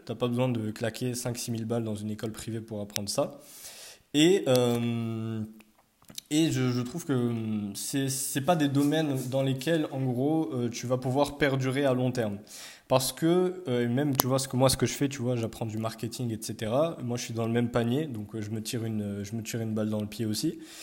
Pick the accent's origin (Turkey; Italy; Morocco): Morocco; now in France; on est tous marocains, on parle tous arabe